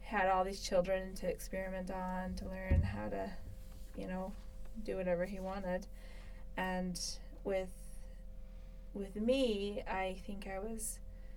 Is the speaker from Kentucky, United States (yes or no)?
no; Alta, Utah, United States; also born or lived in Sandy, Utah; I grew up in Alta. I went to school in Alta Academy, which was in Sandy, Utah